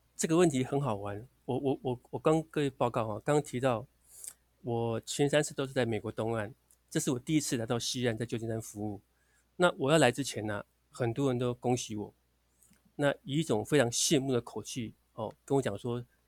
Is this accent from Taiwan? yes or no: yes; Sanchong, New Taipei, Taiwan; moved away as an adult; also born or lived in Atlanta, United States; now in San Francisco, United States; 我是新北市三重市人。那在三重市啊，这个长大住了二十几年。那直到进入外交部工作之后呢，才离开三重。现在我老家呢，还在三重市